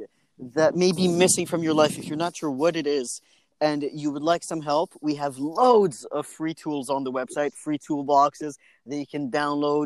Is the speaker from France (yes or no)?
yes; France; moved away; I said, France